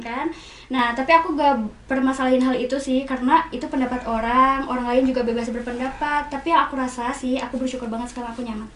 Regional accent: Bandung, West Java, Indonesia; born or raised there; also born or lived in Garut

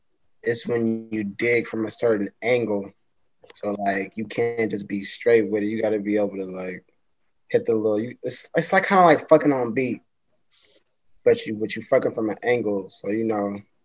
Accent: Seattle, Washington, United States; But I'm repping the Northwest, Seattle, West Side.

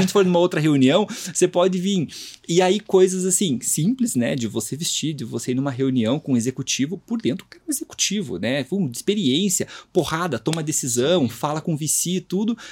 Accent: Curitiba, Paraná, Brazil; Sou de Curitiba

